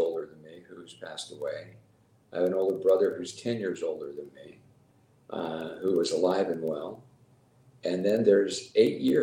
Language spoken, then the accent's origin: English; Sacramento, California, United States; also born or lived in Salt Lake City, Utah; I grew up in Sacramento from 2 years on. Lived in the same house from the time we moved there until I got married